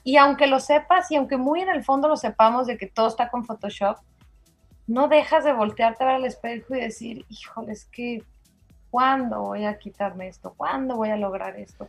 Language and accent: Spanish; Durango, Mexico; now in Mérida, Mexico; Soy duranguense de corazón